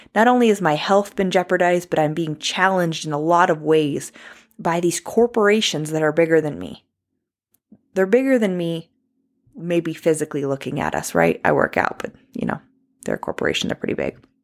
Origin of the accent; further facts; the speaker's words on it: New York, United States; I'm from New York